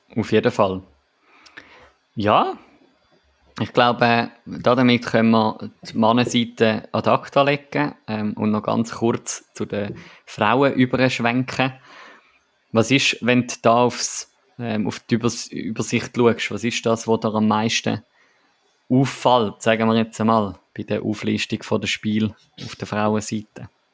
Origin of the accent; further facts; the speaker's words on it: Winterthur, Zurich, Switzerland; meine, meine Heimat, meine äh, ja, HC Riechenberg äh, Wintertour